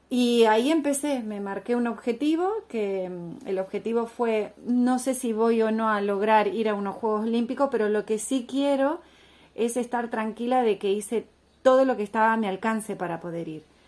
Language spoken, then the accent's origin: Spanish; Argentina; en un país como Argentina donde valoramos tanto